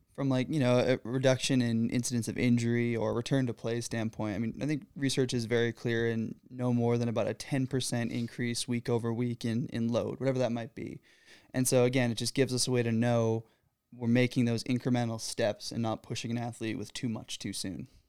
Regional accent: Michigan, United States; moved away as an adult; now in Pennsylvania, United States; I'm originally from Michigan.

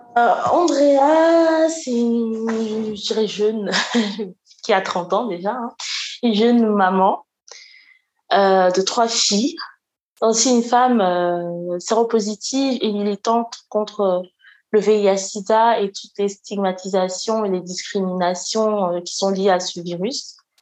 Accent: Côte d’Ivoire; also born or lived in near Lyon, France; now in France; je suis une Ivoirienne et je vis près de Lyon

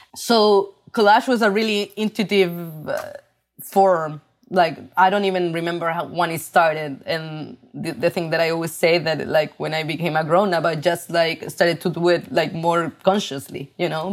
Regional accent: Chile; English is a second language; moved away as an adult; now in New York, United States; I grew up in Chile

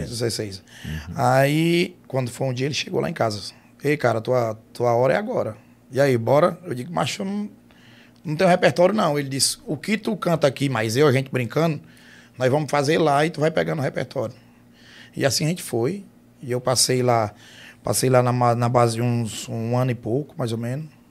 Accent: Russas, Ceará, Brazil; now in Fortaleza, Brazil; A gente é de Russas, né? Uhum. Sou de Russas. Nasci na cidade, mas me, me, me criei no, no interior. Minha, minha, infância, até meus 11 anos, foi em fazenda.

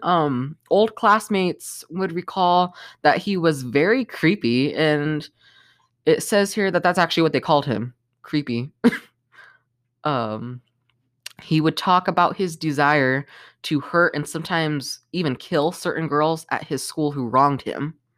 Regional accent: Colorado, United States; my home state of Colorado

